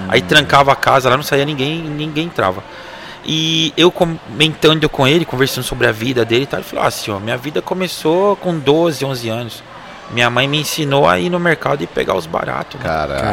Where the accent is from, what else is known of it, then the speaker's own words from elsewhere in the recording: Osasco, São Paulo, Brazil; nós somos de Osasco, né? Somos da cidade de Osasco.